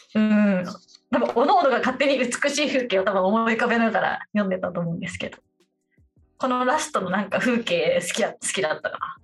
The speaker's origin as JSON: {"language": "Japanese", "country": "Japan", "tie": "born or raised there", "also_born_or_lived": "Tokyo", "said": "東京生まれベッドタウン育ちなんで"}